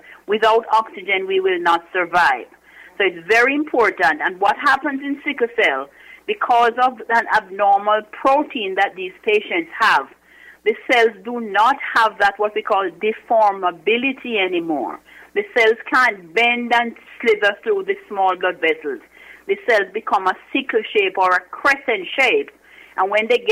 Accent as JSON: {"language": "English", "country": "Jamaica", "also_born_or_lived": "Kingston, Jamaica / Washington, D.C. / Newark, New Jersey", "moved": "as an adult", "lives_now": "New Jersey, United States", "said": "I'm originally from Jamaica."}